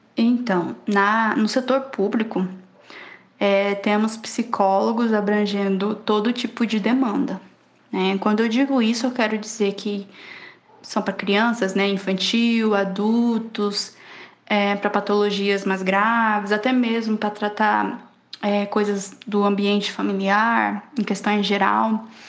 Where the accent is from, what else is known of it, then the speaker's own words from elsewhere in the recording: Poconé, Mato Grosso, Brazil; tenho 29 anos, sou natural de Poconé